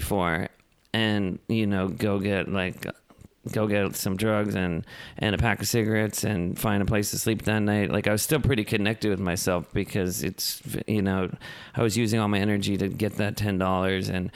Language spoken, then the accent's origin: English; Los Angeles, California, United States; I'm born and raised in Los Angeles.